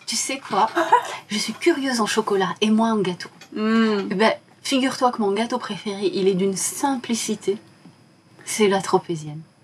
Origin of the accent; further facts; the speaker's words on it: Casablanca, Casablanca-Settat, Morocco; moved away; Je suis marocaine, mhm. je suis née à Casablanca